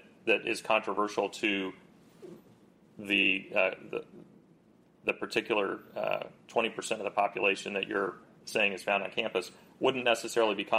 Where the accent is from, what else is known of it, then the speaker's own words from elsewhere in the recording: Kansas, United States; I grew up in Kansas